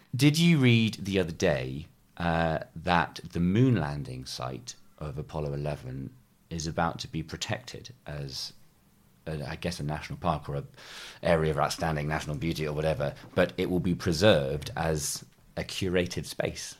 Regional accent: New Forest, South East England, United Kingdom; I grew up in the New Forest

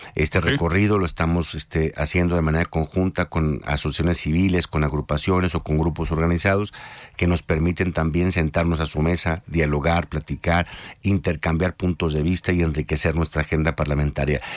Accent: Jalisco, Mexico; Jalisco, yo soy jalisciense

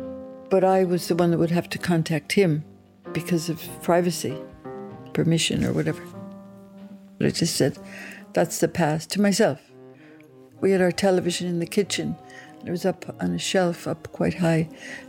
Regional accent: New Haven, Connecticut, United States; I was born in New Haven, Connecticut, in the USA, in 1937. So this year I turned 85.

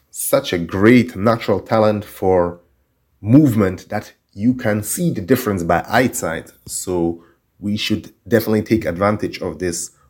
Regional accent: Switzerland; also born or lived in Turkey / Guinea-Bissau; I was born in Turkey, lived in Guinea-Bissau, and then when I was seven years old, we moved to Switzerland.

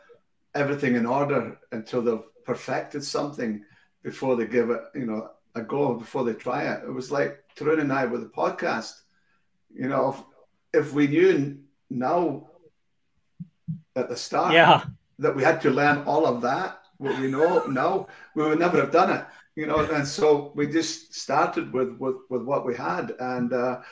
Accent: Scotland, United Kingdom; I'm Scottish

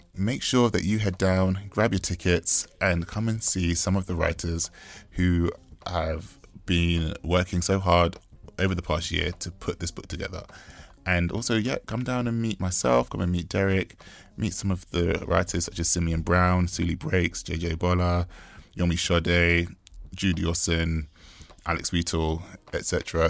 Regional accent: United Kingdom; Growing up in the United Kingdom as a British-born West Indian man

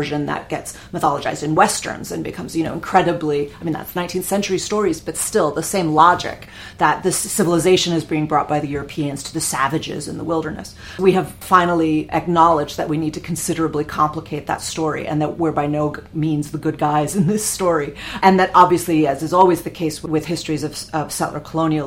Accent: United States; my sense of myself as an American

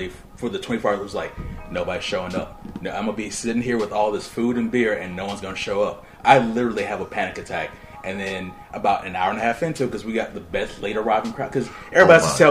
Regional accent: East Point, Georgia, United States; I grew up in East Point, but I've been all over the city

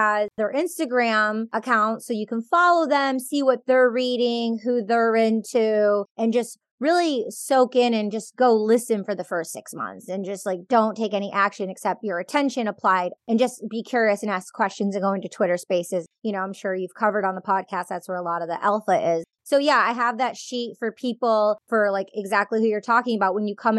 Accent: Michigan, United States; now in California, United States; I grew up in Michigan from a big Greek family with Plato and Socrates, a lot of literature.

